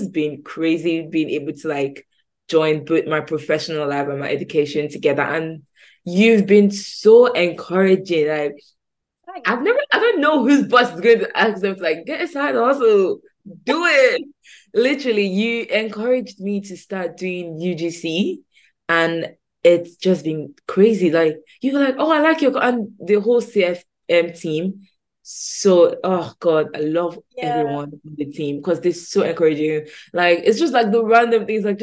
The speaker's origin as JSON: {"language": "English", "country": "Nigeria", "moved": "as an adult", "lives_now": "United Kingdom", "said": "I'm Nigerian. I moved to the UK early this year"}